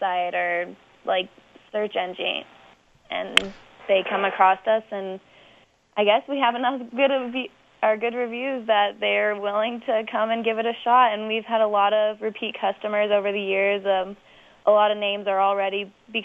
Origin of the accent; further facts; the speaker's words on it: Holyoke, Colorado, United States; now in Nebraska, United States; I'm actually from Holyoke, Colorado